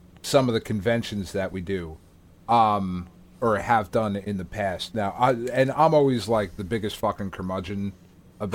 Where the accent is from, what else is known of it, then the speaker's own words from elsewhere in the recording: New Jersey, United States; we're fucking schmucks from New Jersey